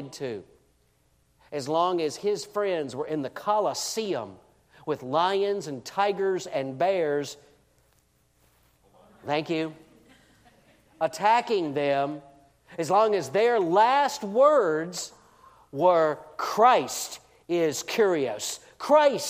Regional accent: Deep South, United States; I grew up in the Deep South in the late 60s, early 70s

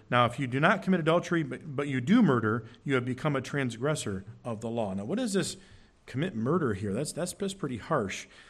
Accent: Curtis, United States; also born or lived in Oregon / Genoa; When I was growing up, we moved from Oregon to Curtis. I went to Genoa.

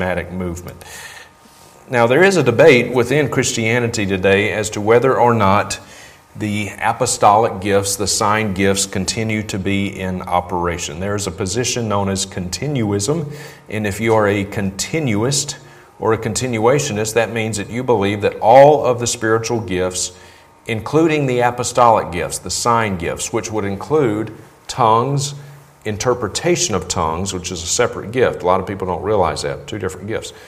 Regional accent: Vicksburg, Mississippi, United States; my hometown at the time, Vicksburg, Mississippi.

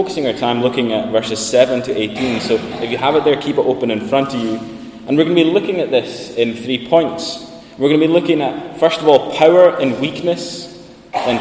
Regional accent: Sandwick, Scotland, United Kingdom; moved away as an adult; I'm from Lewis, I'm from Sandwick, and this was my church before I went away to study.

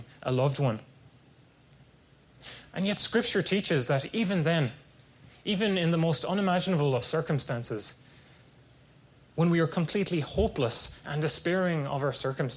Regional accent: Ireland; moved away as an adult; now in California, United States; It was only 20 minutes from where I grew up, there was this strong castle, Black Rock Castle

